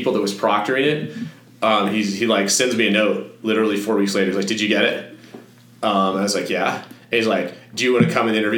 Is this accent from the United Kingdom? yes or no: no; Fort Collins, Colorado, United States; moved away as an adult; I grew up in Fort Collins.